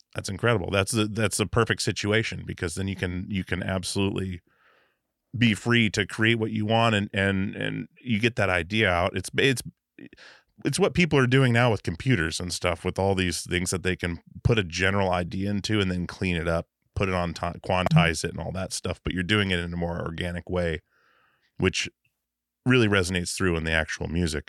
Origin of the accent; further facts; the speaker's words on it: Alaska, United States; I grew up in Alaska